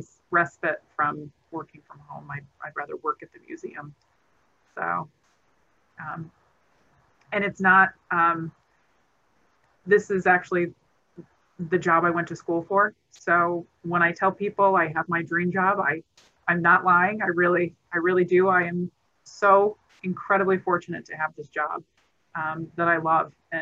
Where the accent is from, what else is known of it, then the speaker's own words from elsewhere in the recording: Elmira, New York, United States; I grew up in Elmira, New York